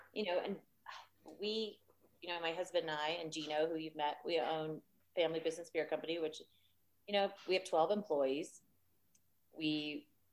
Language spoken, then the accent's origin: English; Louisiana, United States; now in Austin, United States; I'm from Louisiana